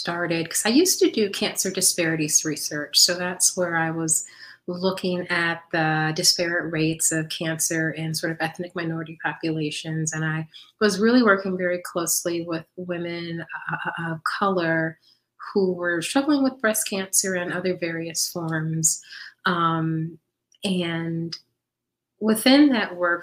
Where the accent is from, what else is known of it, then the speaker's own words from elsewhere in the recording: Midwest, United States; I was born and raised in the Midwest